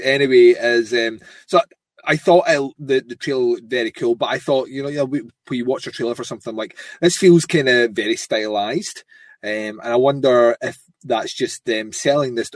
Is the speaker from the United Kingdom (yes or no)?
yes; Scotland, United Kingdom; I'm Scottish